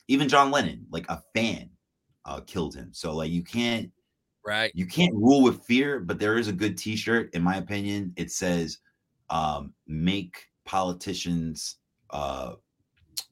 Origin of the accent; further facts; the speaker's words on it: New York City, New York, United States; I'm from Queens.